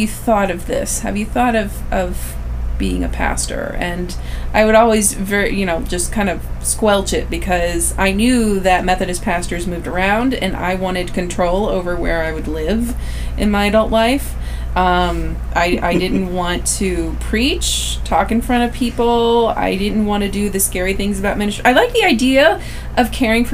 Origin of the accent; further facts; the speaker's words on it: St. Charles, Missouri, United States; I grew up in the St. Louis area, St. Louis, Missouri, to specifically St. Charles, Missouri.